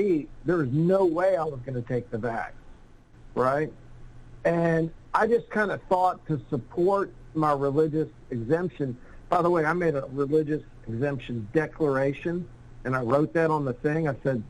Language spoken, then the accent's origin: English; the South, United States; I grew up in the South, so I'm pretty familiar with a lot of the kind of Christian mores and whatnot.